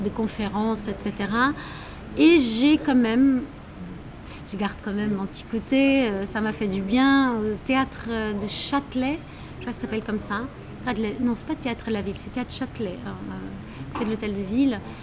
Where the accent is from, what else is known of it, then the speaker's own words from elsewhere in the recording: Lisbon, Portugal; moved away as an adult; now in Paris, France; je suis portugaise de Lisbonne, la ville du soleil